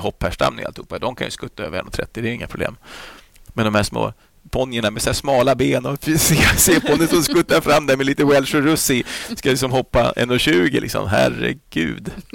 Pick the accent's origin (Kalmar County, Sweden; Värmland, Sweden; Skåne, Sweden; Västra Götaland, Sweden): Skåne, Sweden; Flyinge; jag växte upp där på Flyinge med Rolf-Göran Bengtsson